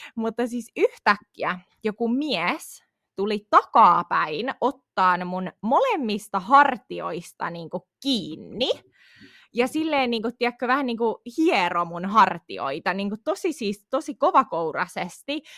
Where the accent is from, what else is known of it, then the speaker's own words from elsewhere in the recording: Tampere, Pirkanmaa, Finland; also born or lived in Pirkkala; on siis asunut koko lapsuuteni niinku Tampereella